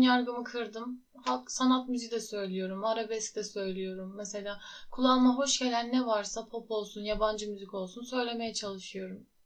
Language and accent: Turkish; Muğla, Turkey; also born or lived in Tokat / İzmir; Tokat'ta yaşıyordum. 9 yaşına kadar. 9 yaşında Muğla'ya taşındık.